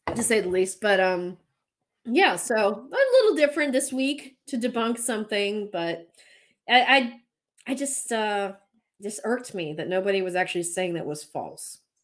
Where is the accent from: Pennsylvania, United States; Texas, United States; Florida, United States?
Pennsylvania, United States; Pennsylvania Dutch country, United States; I grew up in Pennsylvania Dutch country